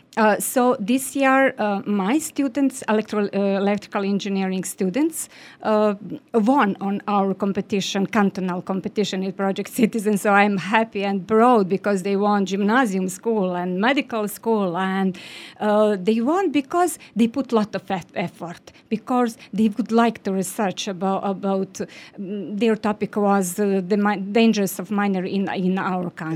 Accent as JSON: {"language": "English", "country": "Bosnia & Herzegovina", "said": "I'm from Bosnia and Herzegovina."}